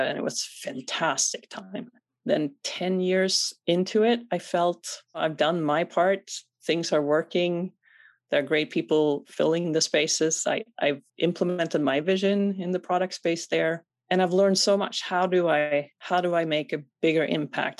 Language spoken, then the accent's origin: English; Sweden; moved away; Born and raised in Sweden